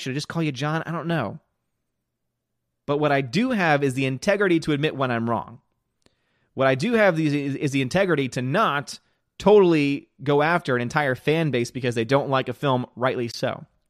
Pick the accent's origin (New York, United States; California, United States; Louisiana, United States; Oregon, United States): Louisiana, United States; New Orleans; the city of New Orleans, my hometown.